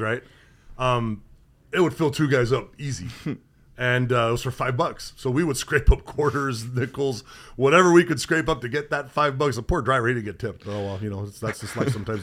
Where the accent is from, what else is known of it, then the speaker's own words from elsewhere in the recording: Southern California, United States; moved away; growing up in Southern California